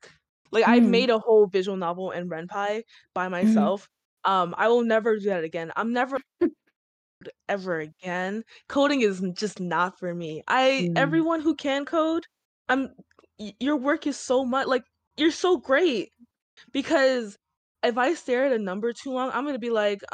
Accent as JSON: {"language": "English", "town": "Chicago", "region": "Illinois", "country": "United States", "said": "I'm from Chicago"}